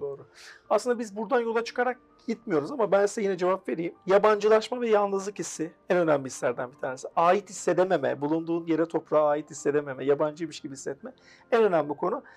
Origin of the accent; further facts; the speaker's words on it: Afyonkarahisar, Turkey; 1983 Afyon, Karahisar doğumluyum. Ee, üniversite öğrenimi Afyon'da yaptım kendi memleketimde.